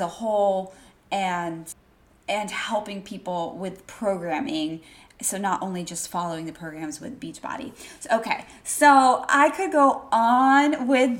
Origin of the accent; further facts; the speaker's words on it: Wellington, Florida, United States; moved away as an adult; now in Washington, D.C., United States; I grew up in South Florida, Wellington, Florida